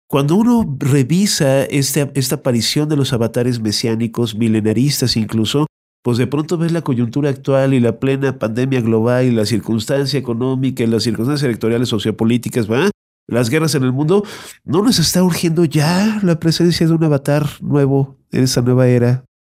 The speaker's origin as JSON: {"language": "Spanish", "country": "Mexico", "said": "como mexicanos"}